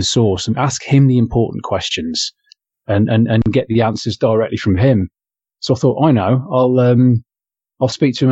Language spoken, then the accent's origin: English; England, United Kingdom; now in Australia; I'm English